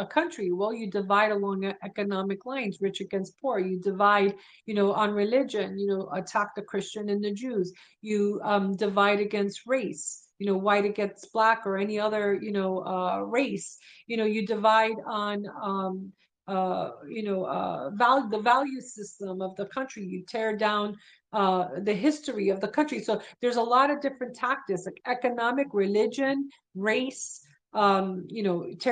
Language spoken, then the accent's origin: English; New York City, New York, United States; I grew up in Brooklyn